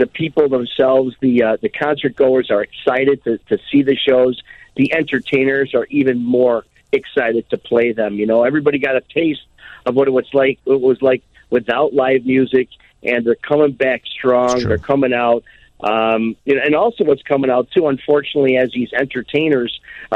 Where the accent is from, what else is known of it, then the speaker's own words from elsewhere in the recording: Chicago, Illinois, United States; I was born on Taylor Street, our Little Italy in Chicago, one of them